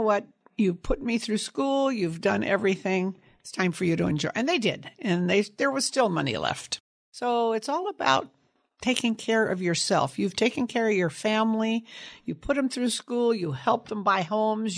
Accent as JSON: {"language": "English", "town": "Sunnyvale", "region": "California", "country": "United States", "tie": "born or raised there", "also_born_or_lived": "San Jose, California", "said": "I grew up in Sunnyvale, California, on a apricot cherry and prune orchard"}